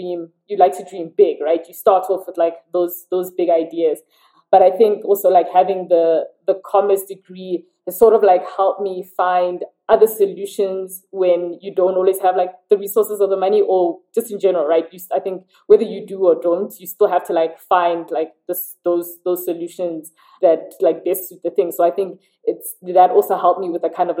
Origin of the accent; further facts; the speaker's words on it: South Africa; also born or lived in London; I lived in South Africa around South Africans